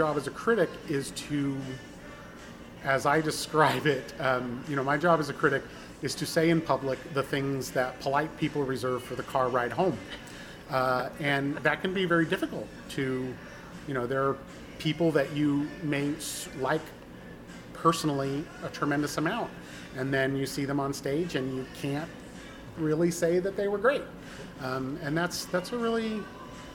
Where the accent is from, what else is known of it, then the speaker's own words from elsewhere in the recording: Southern Oregon, United States; moved away; I was born in Oregon, Southern Oregon